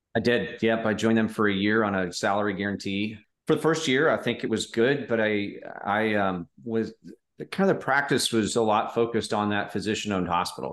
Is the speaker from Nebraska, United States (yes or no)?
yes; Omaha, Nebraska, United States; I grew up in the Midwest in Omaha